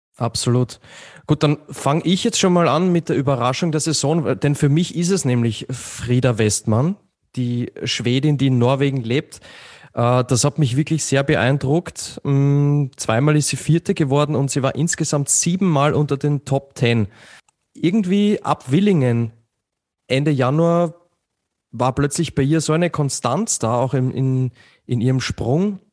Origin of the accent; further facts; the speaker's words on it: Austria; ich bin da natürlich ein bisschen befangen als Österreicher